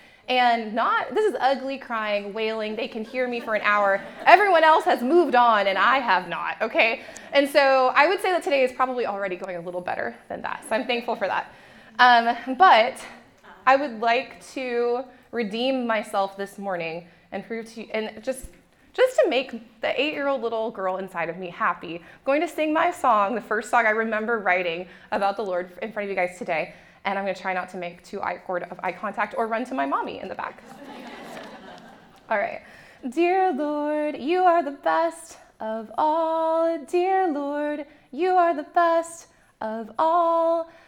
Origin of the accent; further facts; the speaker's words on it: Japan; I grew up in Japan, so it's like the dollar store, but it's way better.